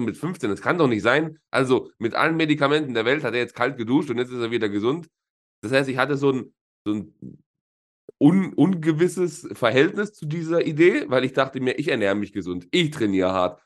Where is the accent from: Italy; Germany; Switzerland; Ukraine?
Italy; Southern Italy; moved away; bei uns in, in Süditalien, wo ich herkomme